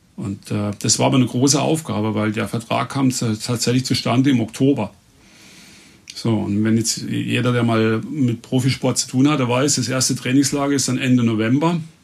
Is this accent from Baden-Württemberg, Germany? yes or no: yes; Reute, Baden-Württemberg, Germany; also born or lived in Emmendingen; in meinem Heimatort, in Reute, das ist sechs Kilometer weg von hier